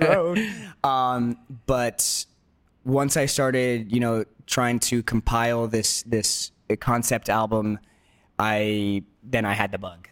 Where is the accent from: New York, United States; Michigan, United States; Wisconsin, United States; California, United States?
California, United States; Los Angeles; first language Spanish; English is a second language; growing up in Los Angeles